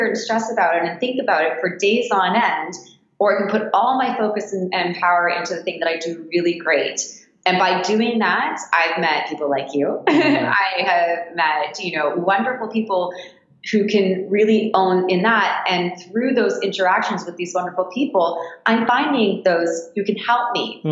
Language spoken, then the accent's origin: English; Toronto, Ontario, Canada; also born or lived in Japan / Australia; I left Toronto when I was 19